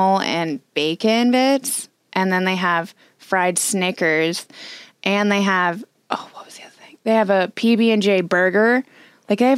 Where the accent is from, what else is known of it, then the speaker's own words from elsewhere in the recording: Southern California, United States; I'm from SoCal